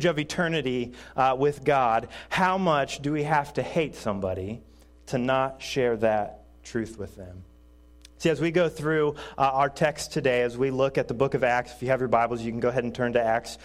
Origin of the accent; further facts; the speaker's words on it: Indiana, United States; moved away as an adult; now in Quincy, United States; Originally, we are from Indiana, so I might talk just a little bit of funny. And since I am from Indiana